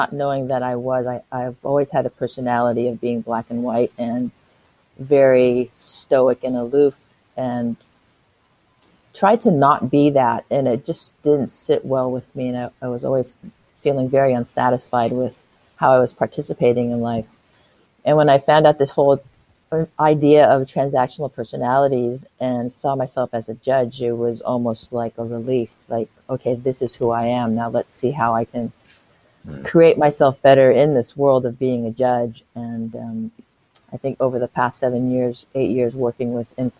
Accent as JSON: {"language": "English", "town": "San Francisco", "region": "California", "country": "United States", "moved": "as an adult", "lives_now": "Auckland, New Zealand", "said": "I live in Auckland, New Zealand. I'm an expat from San Francisco, California"}